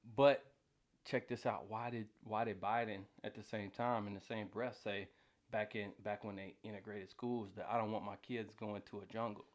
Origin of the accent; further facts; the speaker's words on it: Atlanta, Georgia, United States; I, I grew up in Atlanta